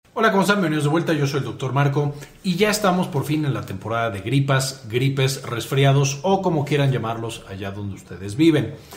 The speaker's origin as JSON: {"language": "Spanish", "country": "Mexico", "said": "soy mexicano, así decimos aquí"}